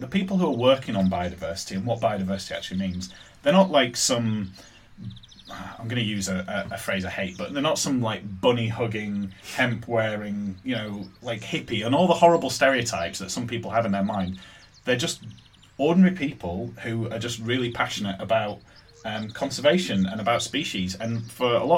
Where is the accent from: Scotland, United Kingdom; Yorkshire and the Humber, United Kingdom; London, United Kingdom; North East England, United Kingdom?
Yorkshire and the Humber, United Kingdom; moved away; The place where I grew up in Yorkshire